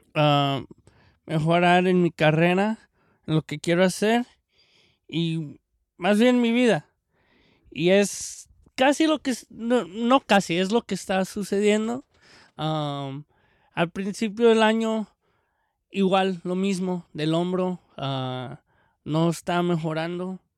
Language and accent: Spanish; Mexico; now in California, United States; el mexicano